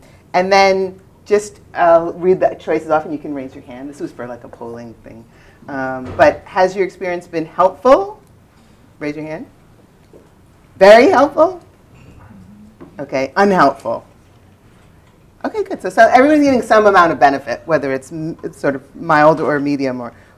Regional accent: New York, United States; I'm from New York, you're from California, we're sharing.

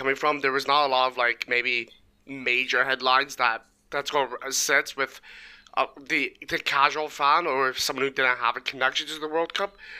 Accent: England, United Kingdom

